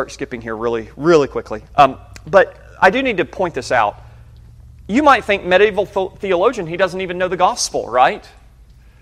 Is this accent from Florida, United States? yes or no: no; Birmingham, Alabama, United States; I was born in Birmingham, Alabama